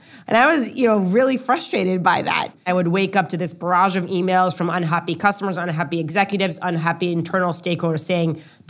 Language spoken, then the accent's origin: English; Israel; Growing up in Israel, I was drafted to the Israeli military.